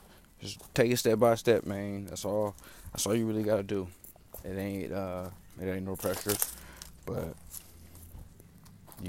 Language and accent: English; Oakland, California, United States; I'm from Oakland, California. You feel me? You know, 64th MacArthur is where I grew up